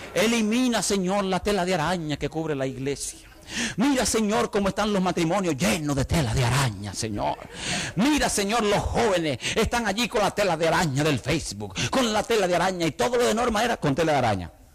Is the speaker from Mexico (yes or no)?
no; Santiago de los Caballeros, Santiago, Dominican Republic; moved away; La iglesia donde yo me crié en República Dominicana, la iglesia de Betel en la ciudad de Santiago